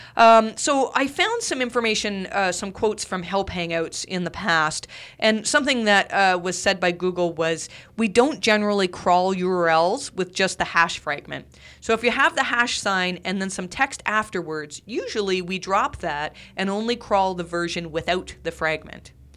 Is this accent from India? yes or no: no; Canada; I'm Canadian